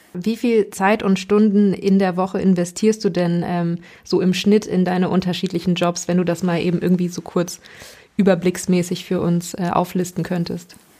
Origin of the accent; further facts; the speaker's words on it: Hanover, Lower Saxony, Germany; da, wo ich aufgewachsen bin, in Hannover